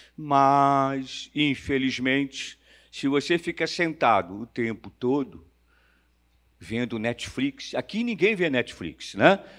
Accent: Rio de Janeiro, Brazil; Nasci numa terça-feira de carnaval, nasci na Praça 11, perto do Sambódromo

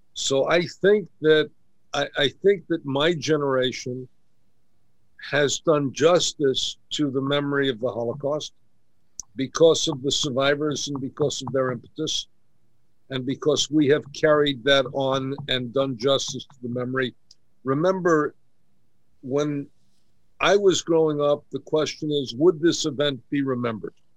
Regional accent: New York City, New York, United States; I grew up in Kew Gardens

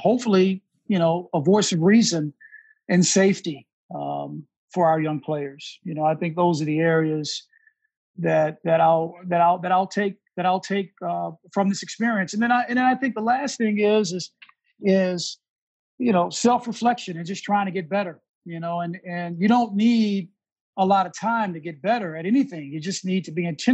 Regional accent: Houston, Texas, United States; moved away; also born or lived in Washington, D.C. / New York; I grew up in Texas

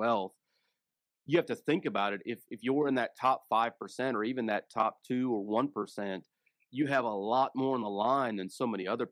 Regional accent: Fort Worth, Texas, United States; I grew up in East Fort Worth in a trailer

